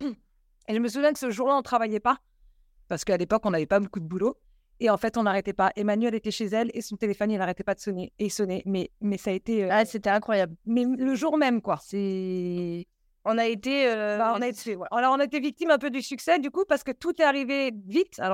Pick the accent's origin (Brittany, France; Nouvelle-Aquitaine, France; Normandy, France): Brittany, France; Vannes; Moi, je suis de Vannes à la base. Après, je suis partie en saison pendant quelques années